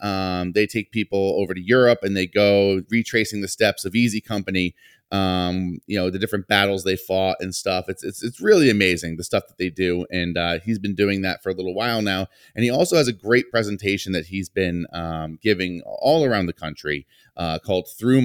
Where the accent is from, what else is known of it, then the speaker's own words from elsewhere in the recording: Johnston, Rhode Island, United States; I had the pleasure of meeting you recently in my hometown of Johnston, Rhode Island, but that is where my family's bakery is in Johnston.